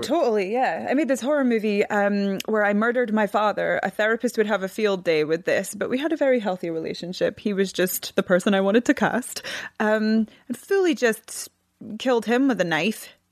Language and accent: English; Scotland, United Kingdom; I'm from Scotland